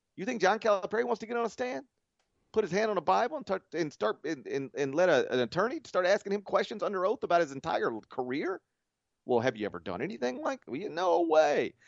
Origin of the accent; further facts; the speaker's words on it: the South, United States; We're both from the South